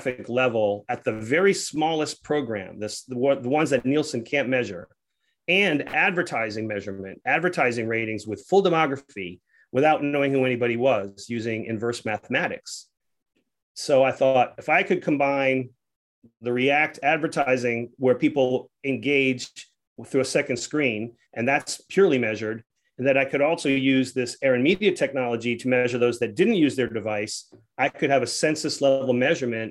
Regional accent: Rhode Island, United States; moved away; also born or lived in Atlanta; I'm a kid from Rhode Island

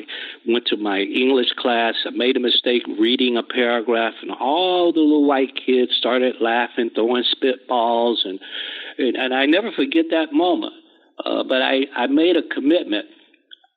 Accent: Gadsden, Alabama, United States; also born or lived in Chattanooga, Tennessee / Nashville, Tennessee; I grew up in Gadsden, Alabama

